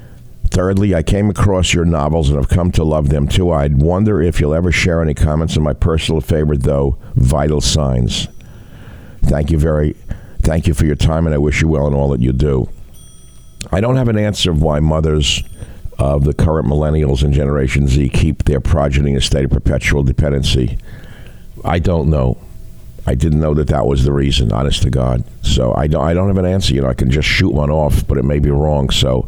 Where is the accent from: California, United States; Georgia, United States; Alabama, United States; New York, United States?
California, United States; now in Florida, United States; I'm from the Bay Area, originally born and raised, but now reside in Florida.